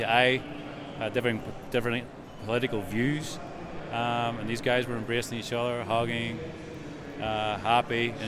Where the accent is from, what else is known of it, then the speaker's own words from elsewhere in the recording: Northern Ireland, United Kingdom; So growing up in Northern Ireland